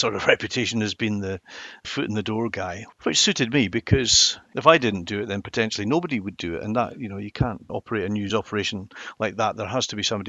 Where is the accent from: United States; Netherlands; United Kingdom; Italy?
United Kingdom; Inverness, Scotland; I came from the Highlands of Scotland. I grew up in Inverness